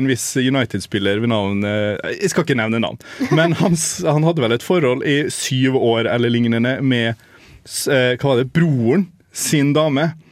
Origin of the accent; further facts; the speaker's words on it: Molde, Møre og Romsdal, Norway; min hjemby Molde